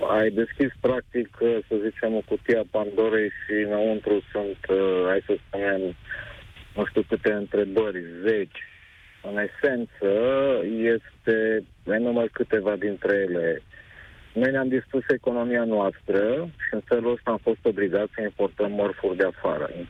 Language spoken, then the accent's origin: Romanian; Romania; noi, ca români